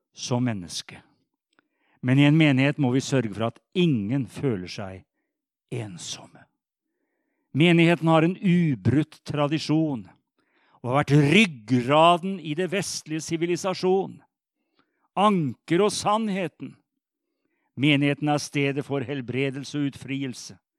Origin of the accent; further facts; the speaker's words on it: Sarpsborg, Østfold, Norway; Jeg er jo sarping